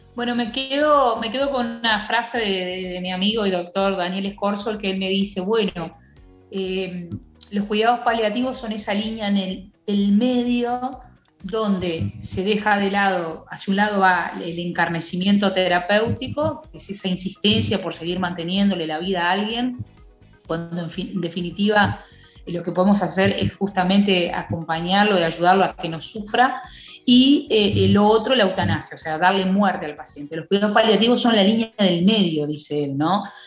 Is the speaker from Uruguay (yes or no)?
yes; Uruguay; como muchos uruguayos